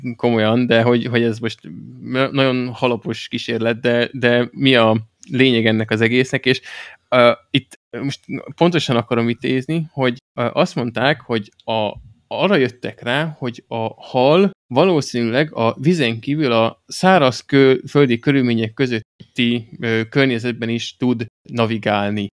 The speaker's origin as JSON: {"language": "Hungarian", "country": "Hungary", "said": "magyarok vagyunk"}